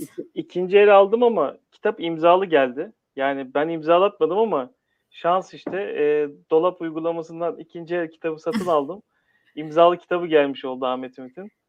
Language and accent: Turkish; Istanbul, Turkey; Doğma büyüme İstanbulluyum